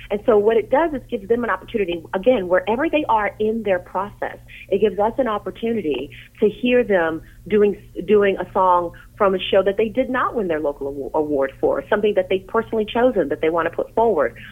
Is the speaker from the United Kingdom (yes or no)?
no; Tennessee, United States; in my hometown, there was something called Governor School, and I went to Governor School for Tennessee